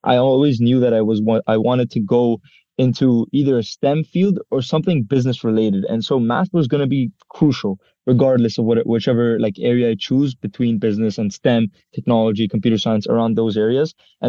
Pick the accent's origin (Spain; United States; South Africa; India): India; English is a second language; also born or lived in Israel; now in United Arab Emirates; go to school in Dubai at the American School of Dubai. I'm actually an international student and I'm Indian. And before that, I used to even go to school in Israel.